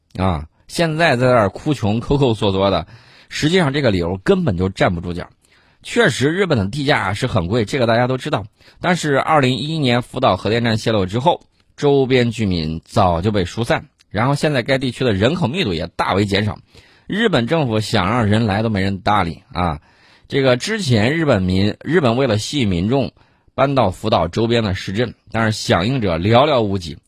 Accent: China; 我们中国人

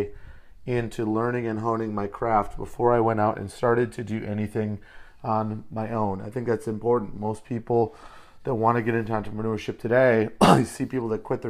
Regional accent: Detroit, Michigan, United States; now in San Diego, United States; I'm originally from Metro Detroit. I bring a little Motor City hustle to what I do. Live in San Diego now today

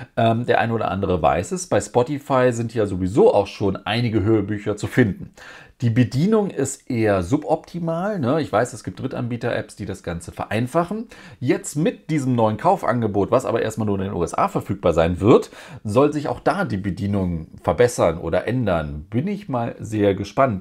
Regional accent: Germany; Bei uns in Deutschland

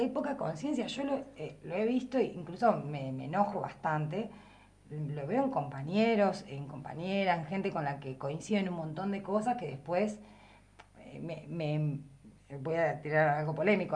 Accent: Patagonia, Argentina; accent: standard Patagonian Spanish; first language Spanish; also born or lived in La Plata; now in Viedma, Argentina; yo era hablante como, del español como lengua materna y tenía un uso estándar, digamos, patagónico estándar del español

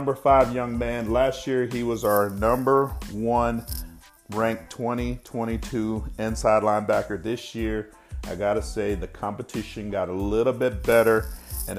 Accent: Texas, United States; out of my hometown. And this high school used to consistently beat me when I was in high school

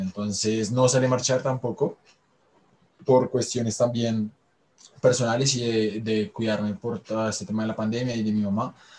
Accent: Colombia; seguimos siendo colombianos y estamos inmersos en este contexto

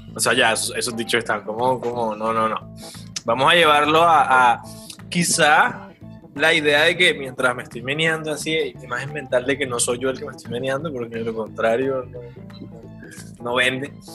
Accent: San Andrés, San Andrés and Providencia, Colombia; Yo soy de San Andrés

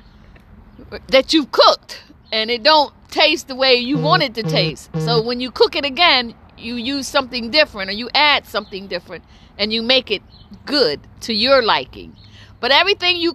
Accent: New Jersey, United States; I'm from New Jersey

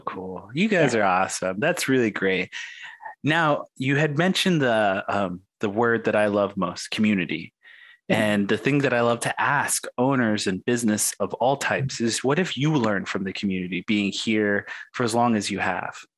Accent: Arizona, United States; I'm a Native American and I grew up on the Indian reservation here in Arizona

